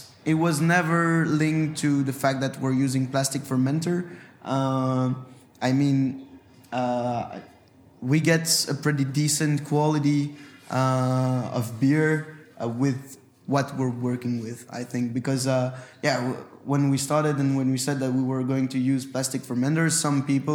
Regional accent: Brussels, Brussels-Capital Region, Belgium; first language French; English is a second language; We are from Brussels. We grew up.

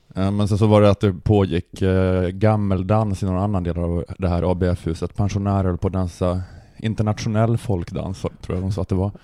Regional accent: Luleå, Norrbotten County, Sweden; jag är ju uppvuxen i Luleå

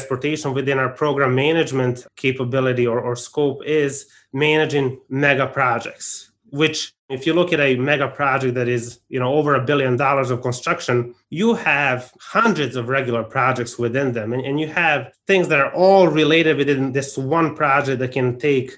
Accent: Arizona, United States; my home state of Arizona

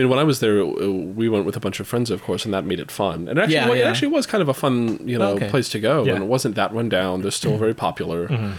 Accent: East Coast, United States; I grew up on the East Coast

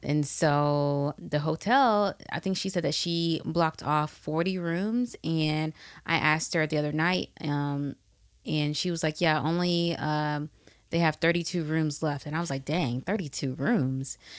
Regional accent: Atlanta, Georgia, United States; we're from the A T L

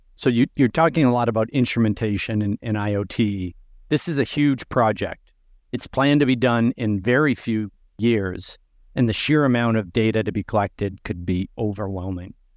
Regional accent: Buffalo, New York, United States; my hometown of Buffalo, New York

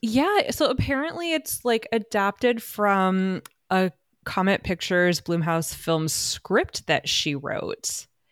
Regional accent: United States; as an American art historian

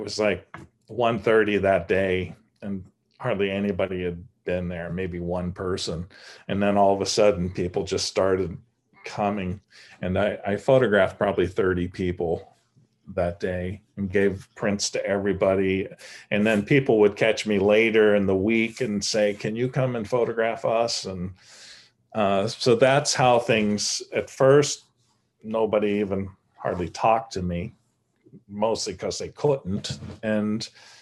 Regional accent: United States; also born or lived in New York; being an American living in New York

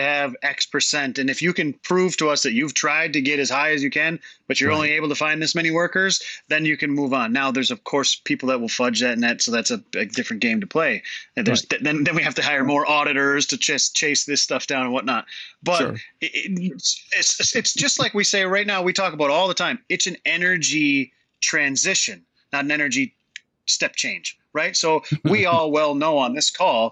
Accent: Midwest, United States; I grew up in the Midwest

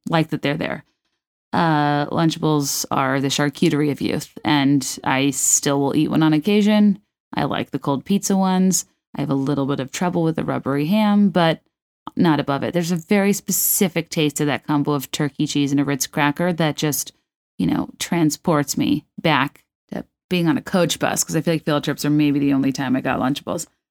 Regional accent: Virginia, United States; I grew up in Virginia, which is this weird neutral pool territory

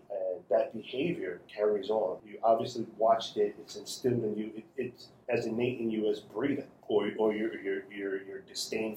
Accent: New York City, New York, United States; I grew up in Crown Heights

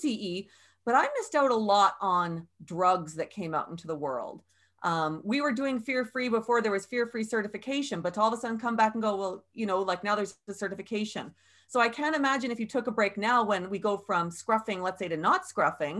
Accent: Canada; we're Canadian

